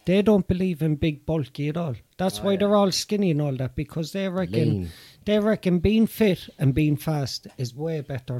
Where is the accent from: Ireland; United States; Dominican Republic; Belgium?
Ireland